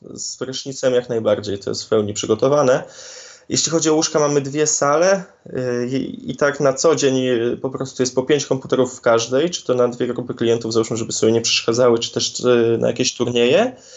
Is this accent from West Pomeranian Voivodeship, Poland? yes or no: yes; Szczecin, West Pomeranian Voivodeship, Poland; u nas w Szczecinie